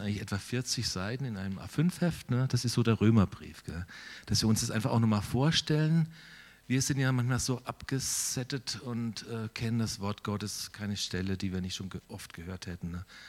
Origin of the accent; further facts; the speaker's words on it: Steinen, Germany; moved away as an adult; now in Altensteig, Germany; Ich komme tatsächlich ein Stück weit aus Steinen